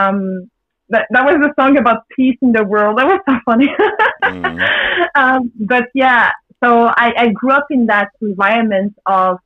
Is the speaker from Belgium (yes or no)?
yes; Belgium; I grew up in Belgium, was born in Belgium.